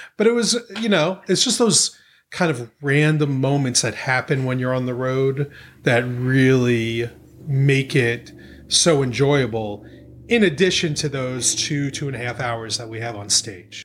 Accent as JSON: {"language": "English", "region": "New York", "country": "United States", "also_born_or_lived": "the South (US)", "moved": "as an adult", "lives_now": "St. Andrews, United States", "said": "I'm from New York, you know, but I lived in the South pretty much my whole adult life, but I, I still consider myself a New Yorker"}